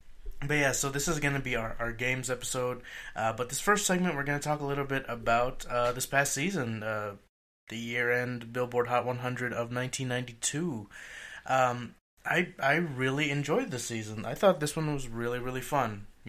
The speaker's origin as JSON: {"language": "English", "region": "Texas", "country": "United States", "tie": "born or raised there", "said": "Maybe it's just because I've grown up in Texas."}